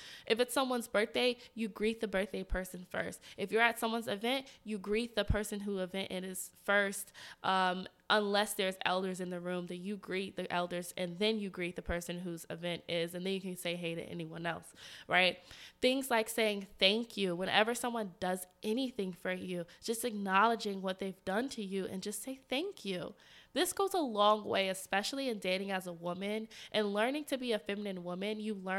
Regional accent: the South, United States; I'm from the South. How we behave in the South, it's maybe not like that here in DC.

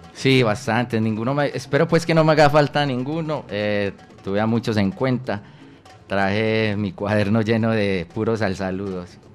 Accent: Medellín, Antioquia, Colombia; yo vengo de, del corregimiento de San Cristóbal, Vereda La Loma, en un sector que se llama San Pedro

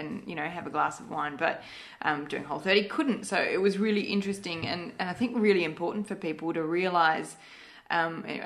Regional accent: Malaysia; moved away; I grew up in Malaysia

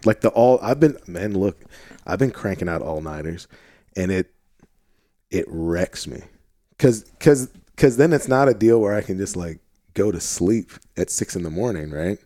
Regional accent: St. Louis, Missouri, United States; now in Arkansas, United States; so we're both from Saint Louis, Missouri originally

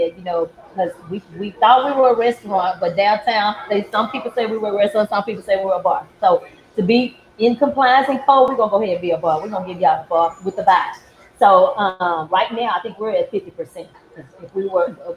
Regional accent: Dallas, Texas, United States; I'm from Oak Cliff, Texas

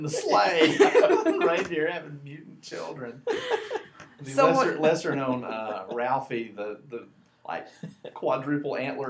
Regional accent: Acworth, Georgia, United States; also born or lived in Walker County, Georgia; now in Milledgeville, United States; I was born and raised in Acworth.

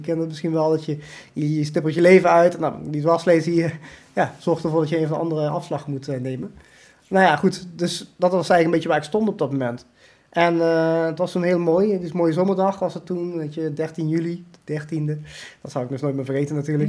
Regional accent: Limburg, Netherlands; also born or lived in India; heel Nederlands. Limburg, zeg ik wel

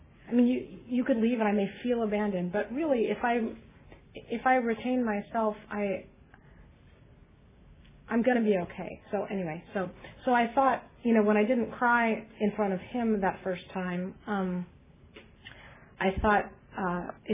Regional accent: Beverly Hills, California, United States; I grew up in Beverly Hills

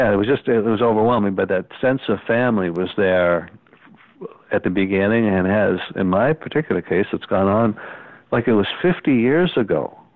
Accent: Kingston, Ontario, Canada; And when we're from Kingston

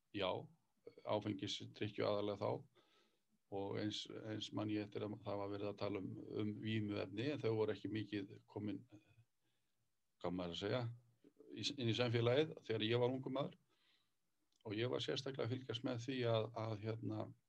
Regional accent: Borgarnes, Western Region, Iceland; á mínum heimaslóðum þátti heim í borganissi

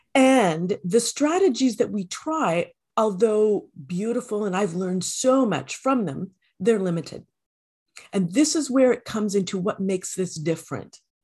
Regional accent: Canada; I am a Canadian

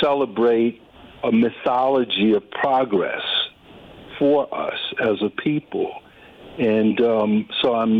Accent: United States; I'm a black American, but I'm still rooted in cultural norms and traditions going back to the Caribbean

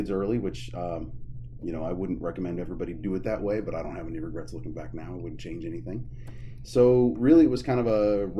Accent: Scottsbluff, Nebraska, United States; I grew up in Scottsbluff, in the country, about 8 miles outside of town, all paved road. So I was a country kid because I didn't live in the city limits, but we weren't farmers or anything like that.

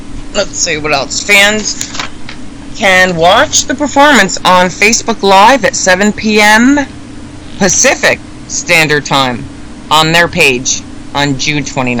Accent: Sweden; I'm no Irish, but I am Swedish.

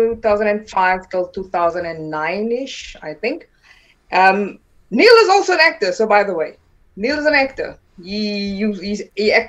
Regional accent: Pretoria, Gauteng, South Africa; born or raised there; first language Afrikaans; English is a second language; also born or lived in Taung, South Africa / Johannesburg, South Africa

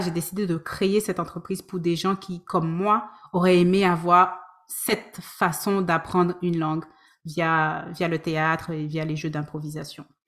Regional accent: Guadeloupe; also born or lived in France; now in Vancouver, Canada; je suis originaire de la Guadeloupe. J'ai vécu en France pendant plus d'une dizaine d'années. Ça fait cinq ans que je suis à Vancouver

